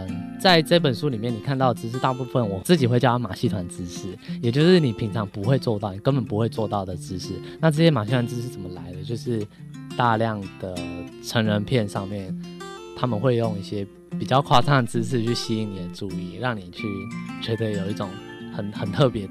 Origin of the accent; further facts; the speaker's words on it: Thailand; 对，因为在各界的哀求下，那我是泰国人，所以我在呃这本书的第三刷之后，我就做了中英文。